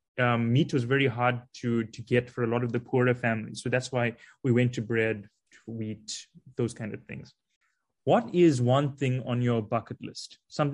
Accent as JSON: {"language": "English", "country": "South Africa"}